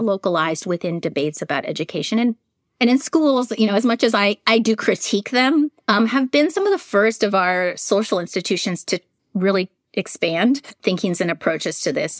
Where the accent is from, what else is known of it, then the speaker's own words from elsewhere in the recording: San Francisco, California, United States; I'm also a native of San Francisco, California